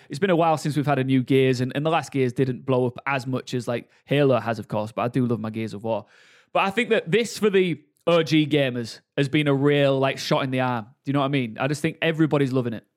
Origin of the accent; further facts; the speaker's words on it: Hull, Yorkshire and the Humber, United Kingdom; Born and raised in Hull, yeah. Bo-, born and bred.